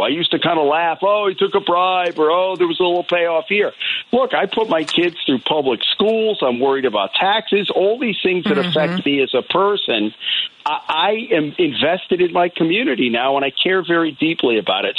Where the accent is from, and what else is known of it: Rhode Island, United States; born or raised there; also born or lived in La Grange, Illinois / Downers Grove, Illinois